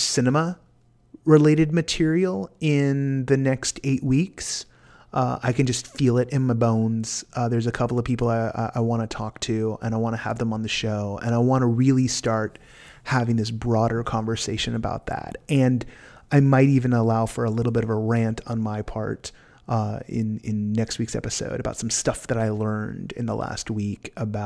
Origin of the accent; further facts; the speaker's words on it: California, United States; As a Californian